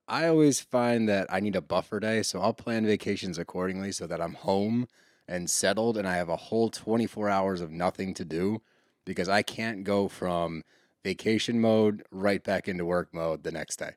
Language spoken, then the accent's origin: English; Texas, United States; I'm from Texas